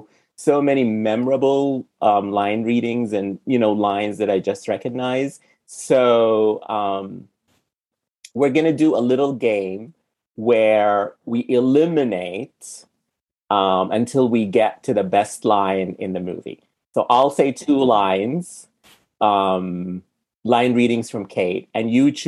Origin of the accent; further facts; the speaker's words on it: Sudan; now in United States; I'm from Sudan. So I grew up eating completely different food than what people eat here in America